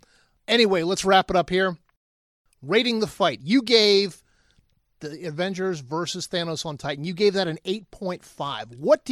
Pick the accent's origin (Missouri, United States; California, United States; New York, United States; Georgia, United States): Georgia, United States; Atlanta; I'm from Atlanta